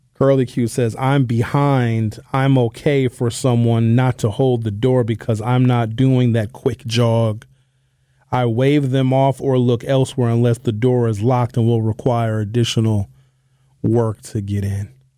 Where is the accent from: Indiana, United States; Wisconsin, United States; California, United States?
Wisconsin, United States; Brown Deer; I grew up in Brown Deer in the nineteen